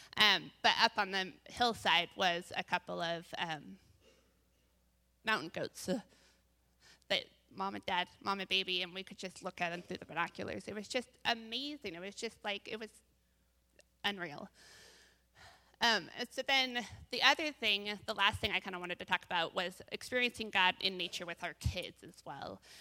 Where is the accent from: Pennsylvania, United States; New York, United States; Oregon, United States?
Oregon, United States; Bend; now in Salem, United States; I grew up in Bend, moved over here in ninety-seven